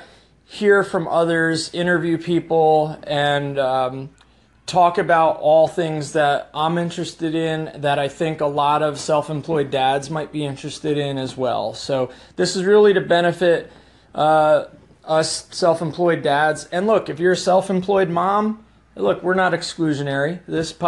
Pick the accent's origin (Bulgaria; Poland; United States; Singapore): United States; I grew up in the New Jersey, New York metropolitan area